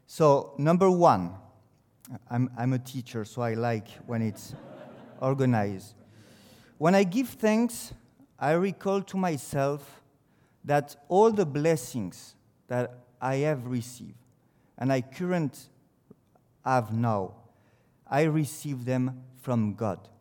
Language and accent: English; France; English is a second language; it's a French who comes to speak to you